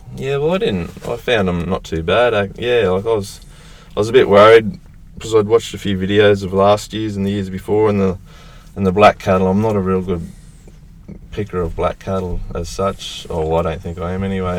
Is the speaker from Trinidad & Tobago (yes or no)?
no; north of Rockhampton, Queensland, Australia; north of Rocky, on a place I was about 150 k's north of Rocky